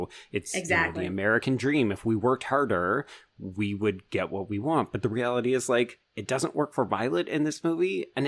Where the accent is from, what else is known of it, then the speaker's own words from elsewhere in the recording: Canada; Like, we don't have a Canadian dream in mm-hmm. the same mode.